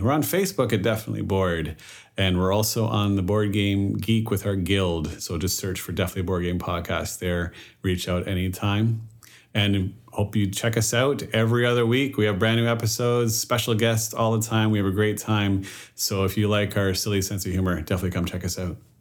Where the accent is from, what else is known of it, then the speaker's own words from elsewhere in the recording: Canada; I was born and raised in Canada, my French ability is less